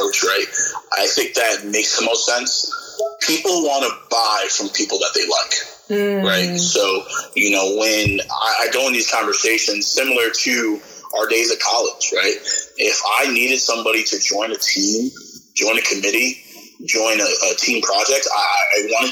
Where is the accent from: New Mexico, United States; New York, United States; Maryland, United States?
New York, United States; upstate; moved away as an adult; also born or lived in Indiana / Texas; I was born on the East Coast and raised in upstate New York